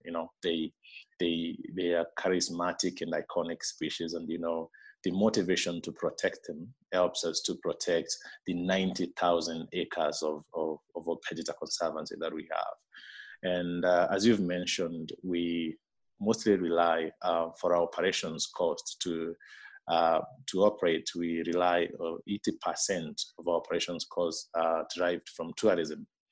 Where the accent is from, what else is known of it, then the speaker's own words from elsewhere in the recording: Meru, Meru County, Kenya; moved away as an adult; now in Laikipia, Kenya; I grew up in Meru, which is uh, uh, uh, two hours away from where I am now in Laikipia